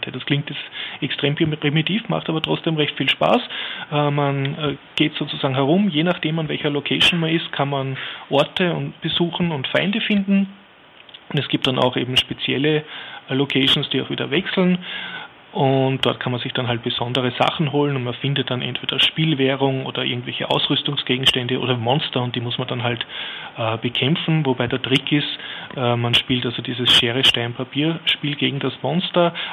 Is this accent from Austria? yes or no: yes; Vienna, Austria; als Wiener jetzt einen sehr ansprechen